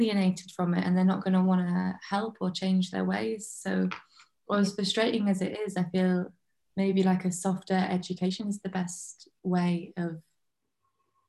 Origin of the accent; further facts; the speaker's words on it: Lake District, North West England, United Kingdom; I grew up in the Lake District